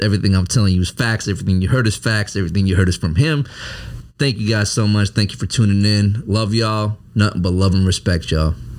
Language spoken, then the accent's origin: English; Hopkins, Minnesota, United States; moved away as an adult; also born or lived in St. Louis Park, Minnesota; growing up in Hopkins